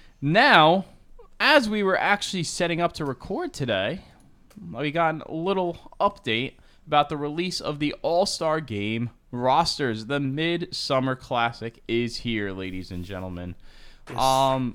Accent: New Jersey, United States; growing up here in New Jersey, MetLife Stadium is the home of the Jets and the Giants. For me, growing up in North Jersey

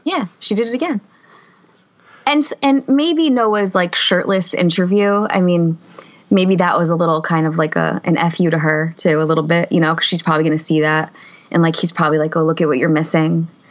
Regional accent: Harrison, New Jersey, United States; I'm from Harrison, New Jersey

